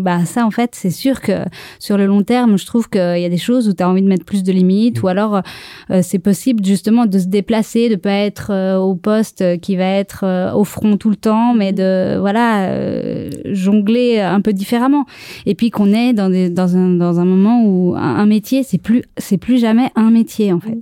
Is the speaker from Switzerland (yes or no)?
yes; Switzerland; on est en Suisse et qu'on est un pays protestant